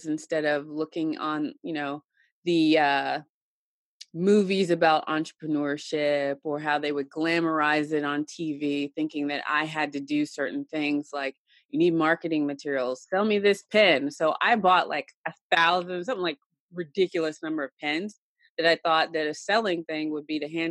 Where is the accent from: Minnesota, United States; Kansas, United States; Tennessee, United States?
Tennessee, United States; she moved into my grandparents' house out on a farm, farm country in Tennessee. And I grew up there